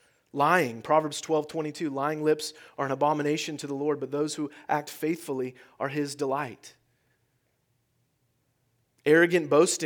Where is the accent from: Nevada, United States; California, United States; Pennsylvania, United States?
California, United States; I'm originally from California, and it seems like every time you turn on the TV, the whole state is on fire, right?